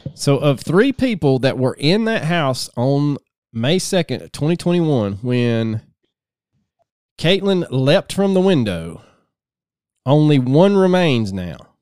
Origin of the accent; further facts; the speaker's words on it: the South, United States; growing up in the South